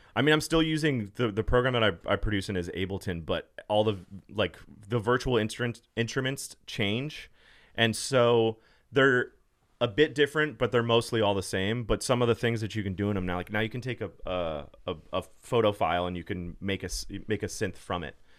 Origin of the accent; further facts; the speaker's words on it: Los Angeles, California, United States; I grew up in L A, born and raised